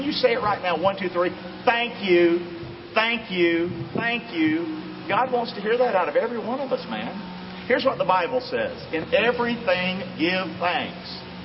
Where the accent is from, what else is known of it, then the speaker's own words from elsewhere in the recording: Rockingham, North Carolina, United States; moved away as an adult; also born or lived in Lemon Bay area, Florida; now in Englewood, United States; I'm from Rockingham, of course, and all that stuff, North Carolina. But I came here as a young man